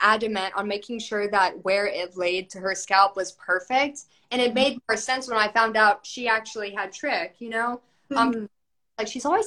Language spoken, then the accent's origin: English; Georgia, United States; now in Shreveport, United States; I'm in Shreveport. You know, I grew up in Georgia